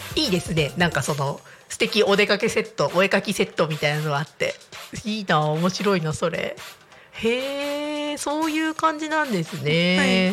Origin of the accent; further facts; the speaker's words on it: Niigata, Japan; moved away as an adult; now in Tako, Japan; 地元が新潟なんですよ新潟市で。でやっぱちっちゃい頃から雪降るの結構当たり前